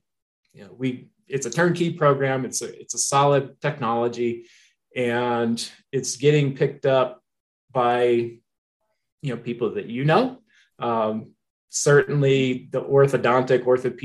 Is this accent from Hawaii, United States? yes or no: no; Missouri, United States; moved away as an adult; now in Colorado, United States; Originally, I'm from Missouri. So that's the show me state